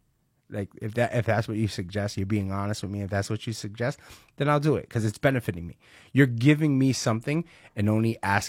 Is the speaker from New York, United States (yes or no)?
yes; Brooklyn, New York, United States; I'm from Brooklyn. Where are you from? Brooklyn. You know, I grew up in Park Slope.